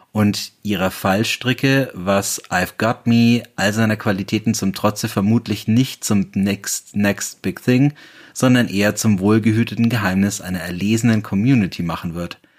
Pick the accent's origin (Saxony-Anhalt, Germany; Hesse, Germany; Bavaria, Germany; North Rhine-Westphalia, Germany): Bavaria, Germany; Bayreuth; in meiner Heimatstadt Bayreuth